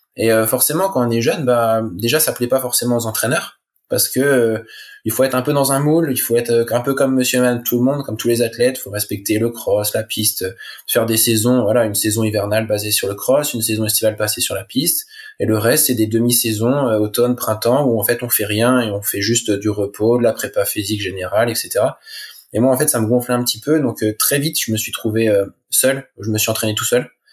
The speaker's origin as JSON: {"language": "French", "area": "La Manche", "region": "Normandy", "country": "France", "tie": "born or raised there", "said": "je suis originaire de la Manche, en Normandie."}